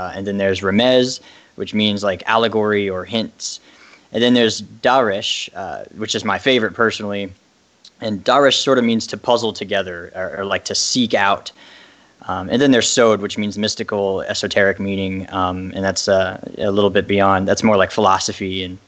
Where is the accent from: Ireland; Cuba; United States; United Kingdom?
Ireland; I am Irish, if you couldn't tell. I was raised Catholic and eventually went to more towards like agnostic atheism, more or less.